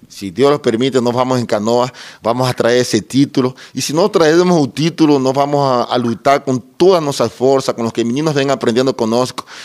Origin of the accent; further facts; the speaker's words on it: Ecuador; moved away as an adult; now in Treze Tílias, Brazil; sou equatoriano, eu pertencia a todas as categorias do Deportivo Cuenca em Equador. Vim para o Brasil em 2009